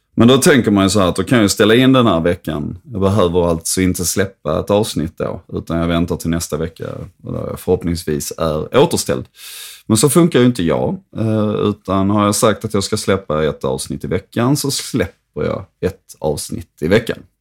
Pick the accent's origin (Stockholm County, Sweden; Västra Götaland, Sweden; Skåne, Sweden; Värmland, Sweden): Skåne, Sweden; Höllviken; also born or lived in Trelleborg; jag växte alltså upp i en kärnfamilj i Höllviken